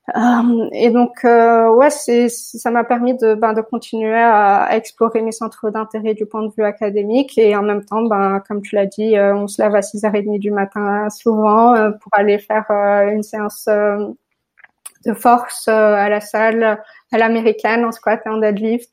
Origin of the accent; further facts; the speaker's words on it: Morocco; moved away as an adult; je suis née au Maroc, j'ai grandi au Maroc